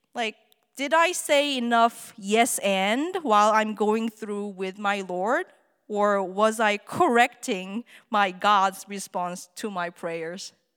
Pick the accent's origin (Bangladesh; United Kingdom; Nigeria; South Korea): South Korea; English is a second language; moved away as an adult; now in Arizona, United States; I'm from Korea.